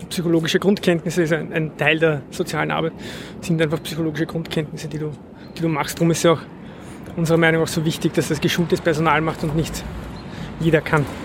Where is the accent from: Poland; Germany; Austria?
Austria; Vienna; Ja, ich bin auch aus Simmering